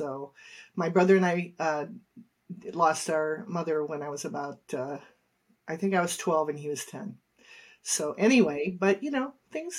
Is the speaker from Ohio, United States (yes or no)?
yes; Cleveland, Ohio, United States; I grew up in the east side. Well, really, the inner city, Cleveland. You know, right downtown. Small house, grandparents lived upstairs.